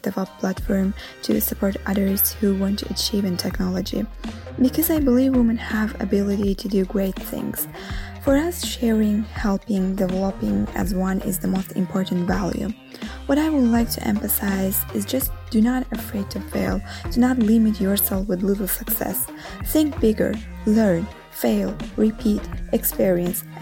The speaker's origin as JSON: {"language": "English", "country": "Azerbaijan", "moved": "yes", "lives_now": "Rome, Italy", "said": "Although I am living in Rome, originally I am from Azerbaijan."}